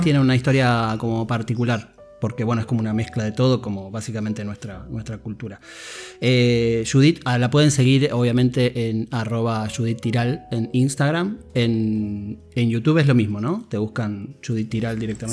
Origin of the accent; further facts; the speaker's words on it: Argentina; accent: Argentine; mi acento argentino